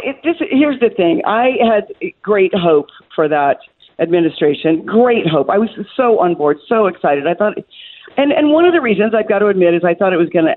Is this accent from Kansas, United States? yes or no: yes; Kansas, United States; But I keep a place also in my home state where I was born and raised in Kansas.